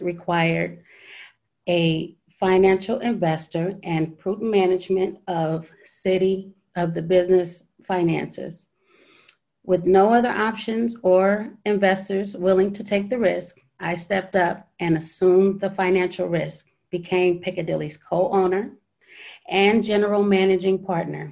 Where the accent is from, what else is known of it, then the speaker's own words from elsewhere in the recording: San Francisco, California, United States; now in Foster City, United States; Born and raised in San Francisco